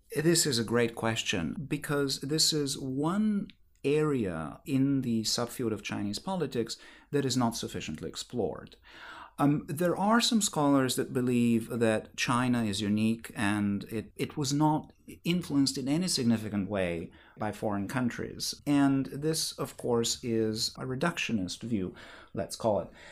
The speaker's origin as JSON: {"language": "English", "country": "Bulgaria", "tie": "born or raised there", "moved": "yes", "said": "I grew up in Bulgaria where we like hot food."}